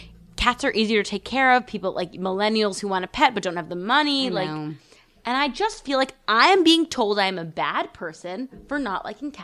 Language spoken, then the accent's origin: English; New York City, New York, United States; I grew up in New York City